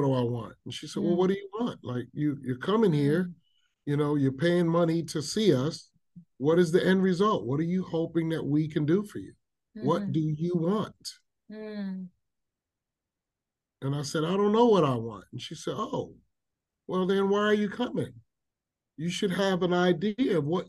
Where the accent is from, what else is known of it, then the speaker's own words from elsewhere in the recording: New York City, New York, United States; I grew up in South Bronx, which is one of our very urban communities